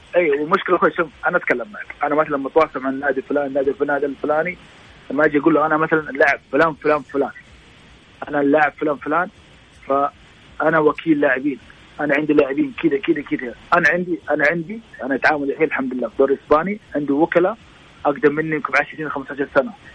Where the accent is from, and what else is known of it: Saudi Arabia